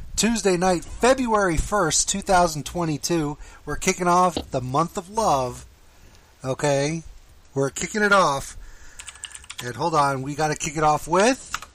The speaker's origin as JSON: {"language": "English", "town": "Miami", "region": "Florida", "country": "United States", "tie": "born or raised there", "said": "I grew up in Miami"}